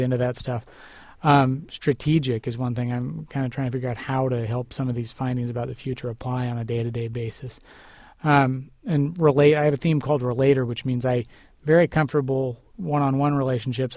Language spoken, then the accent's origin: English; United States; as an American